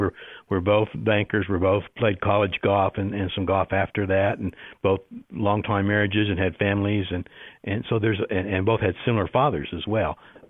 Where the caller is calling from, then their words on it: Las Cruces, New Mexico, United States; I'm in Las Cruces, New Mexico. We're having a very rare rainy day for us today.